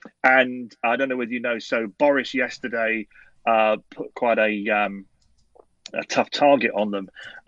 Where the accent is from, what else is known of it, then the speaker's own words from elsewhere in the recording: London, United Kingdom; now in Scotland, United Kingdom; I'm actually from London and now living in Scotland.